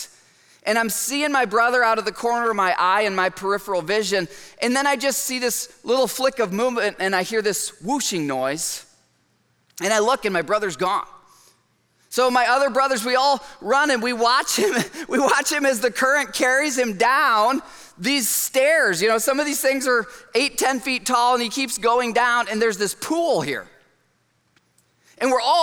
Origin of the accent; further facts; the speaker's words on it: Michigan, United States; I grew up in Michigan and I'm the youngest of four boys